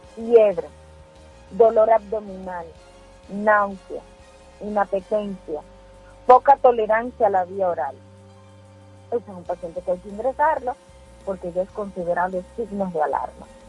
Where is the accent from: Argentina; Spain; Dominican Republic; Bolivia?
Dominican Republic; Mao, Valverde; Y no viví en la capital. Yo viví en Mao, en mi pueblo